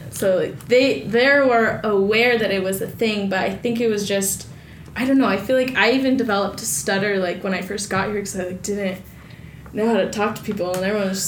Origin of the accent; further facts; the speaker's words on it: Bay Area, California, United States; I grew up in the Bay Area